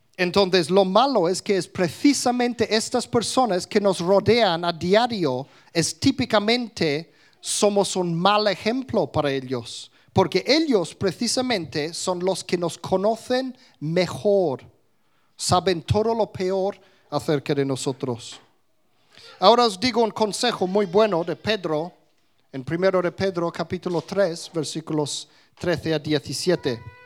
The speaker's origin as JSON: {"language": "Spanish", "region": "England", "country": "United Kingdom", "tie": "born or raised there", "first_language": "English", "second_language": "Spanish", "moved": "yes", "said": "de niño en Inglaterra, yo nunca decía palabrotas, pero aprendí mi español en la calle"}